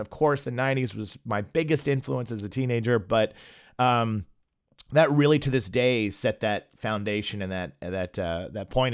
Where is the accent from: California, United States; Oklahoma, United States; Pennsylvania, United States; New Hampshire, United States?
Oklahoma, United States; I grew up in Oklahoma and I came from a religious home